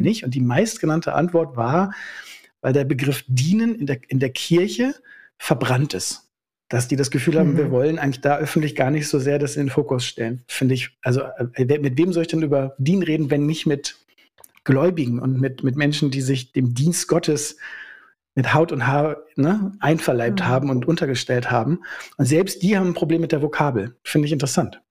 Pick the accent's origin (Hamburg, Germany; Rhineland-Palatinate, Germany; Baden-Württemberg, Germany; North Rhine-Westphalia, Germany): North Rhine-Westphalia, Germany; also born or lived in Schaumburger Land / Obernkirchen; now in Berlin, Germany; Ich bin eigentlich Ostwestfale